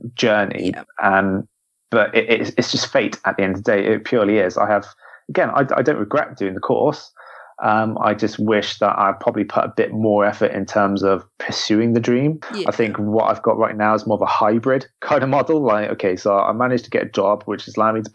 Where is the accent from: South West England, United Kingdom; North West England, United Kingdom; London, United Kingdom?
South West England, United Kingdom; Devon; I grew up in Devon